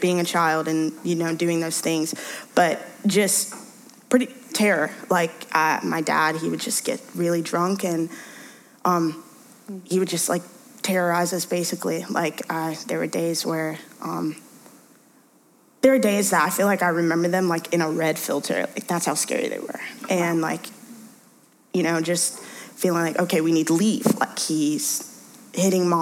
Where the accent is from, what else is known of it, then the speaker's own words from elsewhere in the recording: Gaffney, South Carolina, United States; also born or lived in Brooklyn, New York; I moved to Gaffney when I was 7 with my family from New York.